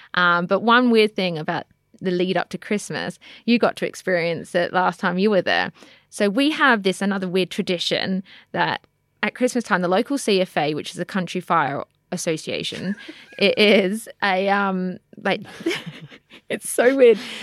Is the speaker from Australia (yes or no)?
yes; Australia; now in United Kingdom; growing up in Australia